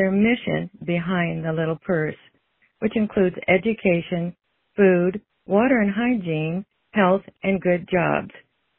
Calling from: Moline, Illinois, United States; I'm calling from Moline, Illinois.

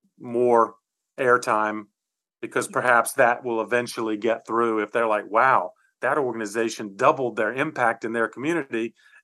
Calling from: Charlotte, North Carolina, United States; I'm on the East Coast of the US in the state of North Carolina in the city of Charlotte.

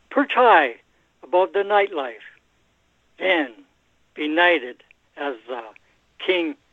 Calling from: Edmonton, Alberta, Canada; Oh yeah, I'm up here. Uh, I live outside Edmonton, Alberta, Canada.

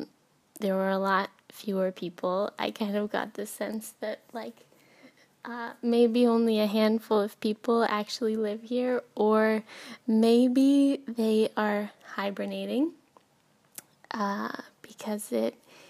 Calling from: Helsinki, Uusimaa, Finland; Diana, this is …, and I am calling from Helsinki.

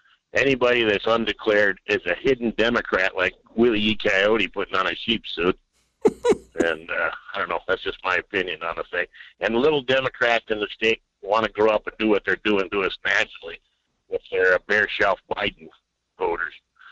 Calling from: Fairbanks, Alaska, United States; Okay, good morning. Fairbanks.

